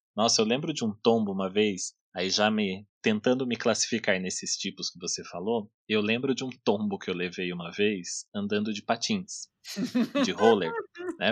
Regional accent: Taubaté, São Paulo, Brazil; eu sou daqui de Taubaté e eu sempre morei num bairro que é um morro

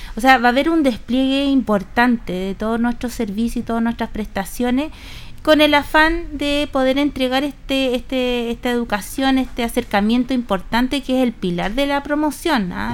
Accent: Chile; patrones conductuales y culturales también que tenemos como cultura chilena

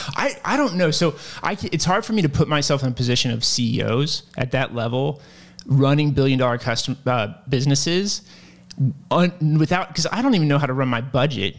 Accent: Lynchburg, Virginia, United States; I'm from Lynchburg, Virginia

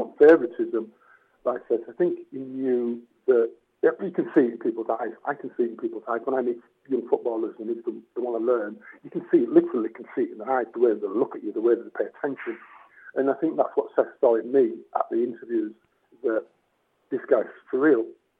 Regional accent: Seacroft, Yorkshire and the Humber, United Kingdom; I mean, I'm fully aware that it's difficult to get out of Seacroft and do the things that I was

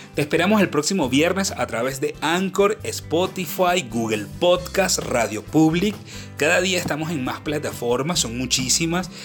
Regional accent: Venezuela; en mi país Venezuela

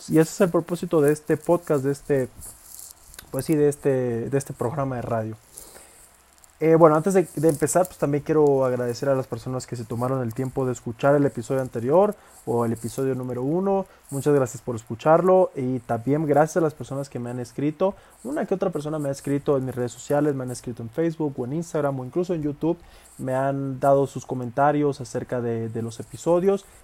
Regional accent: Villahermosa, Tabasco, Mexico; Yo soy de ahí, soy de Villahermosa, Tabasco, es un estado pues relativamente pues de tener, el Tabasco de tener como 2, 3 millones de habitantes, Villahermosa, la ciudad donde yo soy, pues de tener como 300 mil habitantes

